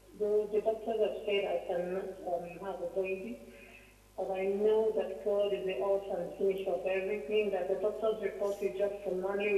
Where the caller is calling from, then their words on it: Italy; I'm calling from Italy.